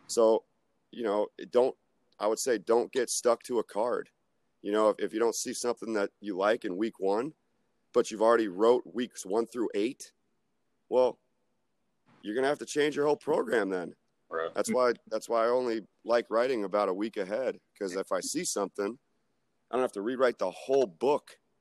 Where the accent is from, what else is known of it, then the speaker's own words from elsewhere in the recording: Tampa, Florida, United States; moved away as an adult; now in Atlanta, United States; I took a shot at this free internship at South Florida because I'm from Tampa. So I went home for the summer